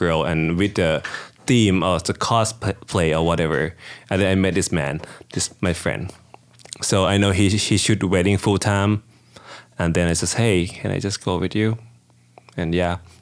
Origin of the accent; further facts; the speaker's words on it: Thailand; English is a second language; moved away as an adult; also born or lived in Denton, Texas, United States; now in United States; I'm from Thailand, actually. I've been here for 7 years.